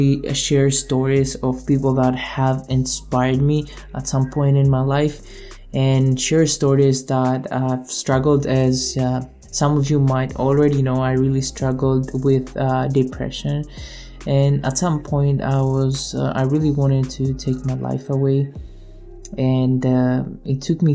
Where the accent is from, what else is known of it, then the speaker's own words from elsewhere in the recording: Greece; now in Canada; I was born and raised in Greece and I moved to Canada in 2014